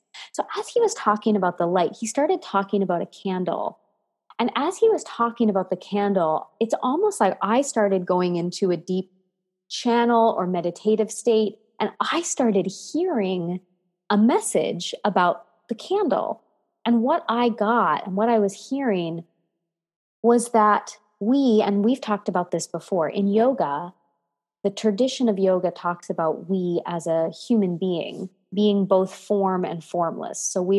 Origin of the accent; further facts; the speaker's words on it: Canada; also born or lived in United States; And so my love is French and I'm a Canadian American lady.